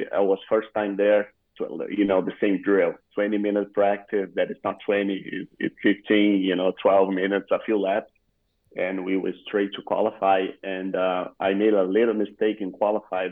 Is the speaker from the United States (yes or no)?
no; Rio Grande do Sul, Brazil; English is a second language; moved away as an adult; the region I was born is all Gaúchos